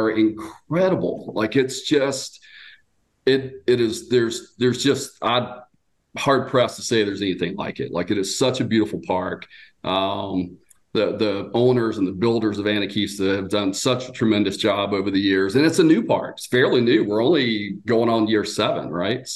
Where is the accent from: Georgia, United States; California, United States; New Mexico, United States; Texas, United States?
Georgia, United States; moved away as an adult; also born or lived in Marietta, Georgia / Austell, Georgia; now in Gatlinburg, United States; I was born and raised in Georgia